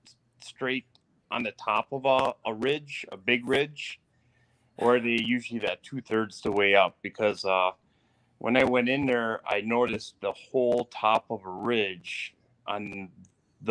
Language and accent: English; East Central Wisconsin, United States; I'm from East Central Wisconsin